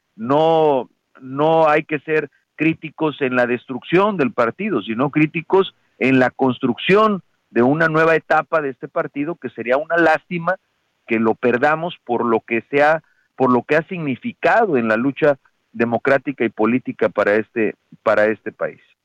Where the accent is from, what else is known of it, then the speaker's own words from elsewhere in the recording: Guerrero, Mexico; yo soy de Guerrero, soy consejero de Guerrero, fui candidato a gobernador por el PRD en Guerrero